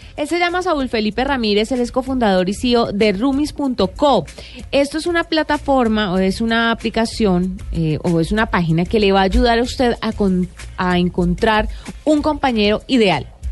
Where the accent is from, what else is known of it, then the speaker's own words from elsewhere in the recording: Valle del Cauca, Colombia; moved away as an adult; now in Bogotá, Colombia; yo soy del Valle y me vine a vivir acá a trabajar principalmente